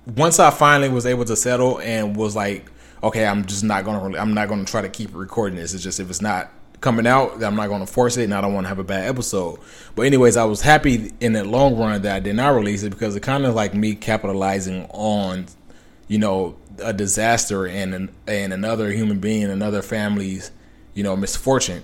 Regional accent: Los Angeles, California, United States; I'm from Los Angeles, California, or from the area within Los Angeles, Los Angeles, California.

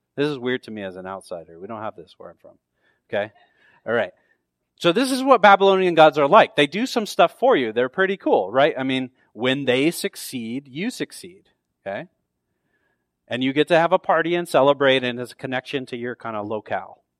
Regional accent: near San Francisco, California, United States; now in Tucson, United States; I grew up near the San Francisco, so the San Francisco forty-niners are, like, my hometown team

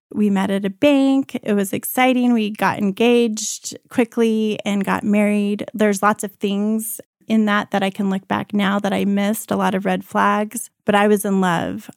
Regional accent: Colorado, United States; also born or lived in Cuba / Hong Kong; I was born in Cuba. I lived most of my life in Colorado in my younger years, and this is where I went to high school.

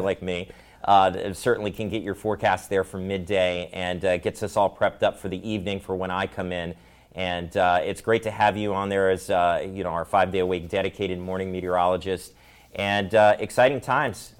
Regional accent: Maryland, United States; when I moved here to Salisbury, although I'm from Maryland.

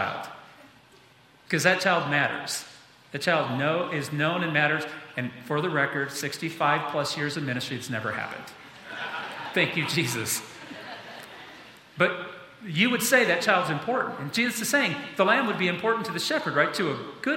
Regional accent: United States; being an American kid, growing up in this country

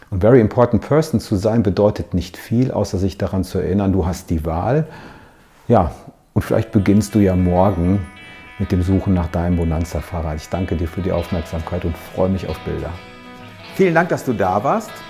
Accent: Hagen, North Rhine-Westphalia, Germany; wir haben einen kleinen Abstecher gemacht in meiner Heimatstadt, um ein Foto zu schießen unter dem Ortseingangsschild von Hagen.

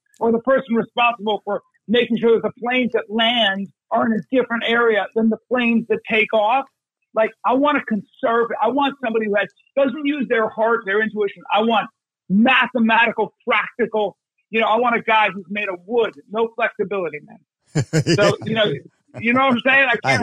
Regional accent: United States; I'm an American.

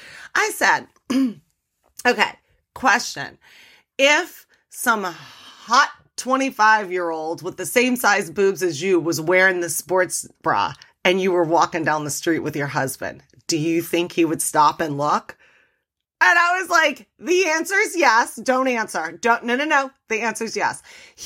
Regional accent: New Orleans, Louisiana, United States; because I'm from New Orleans, the motto in New Orleans is show your boobs.

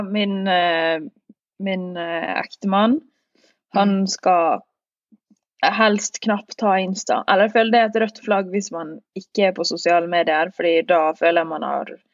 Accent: Northern Norway, Norway; meg som nordlending

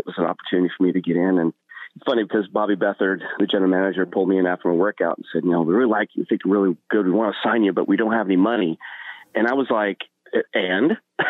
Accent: Washington, United States; Like, why in the world would I come all the way from Washington State to Florida and play football?

